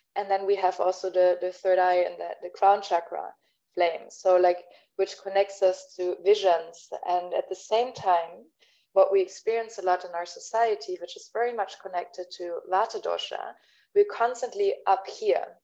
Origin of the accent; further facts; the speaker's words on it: Berlin, Germany; first language German; English is a second language; moved away; my mother tongue is, is german i'm originally from berlin